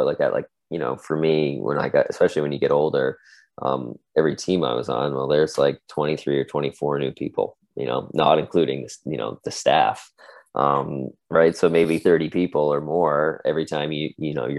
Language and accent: English; Cole Harbour, Nova Scotia, Canada; I grew up in Cole Harbour